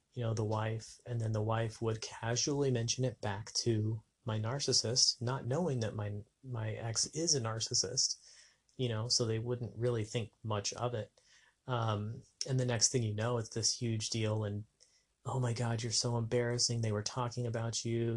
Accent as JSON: {"language": "English", "region": "New Mexico", "country": "United States", "tie": "born or raised there", "also_born_or_lived": "Las Vegas", "moved": "as an adult", "said": "my hometown in New Mexico"}